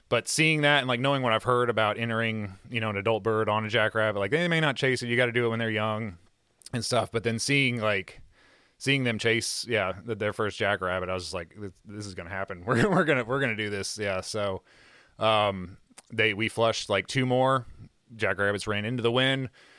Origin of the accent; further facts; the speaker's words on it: United States; we're rednecks from Kentucky